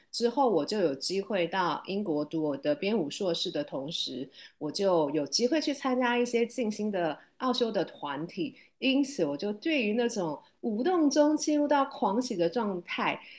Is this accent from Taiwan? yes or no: yes; Taipei, Taiwan; 我来自台湾，台北，我是土生土长的台北人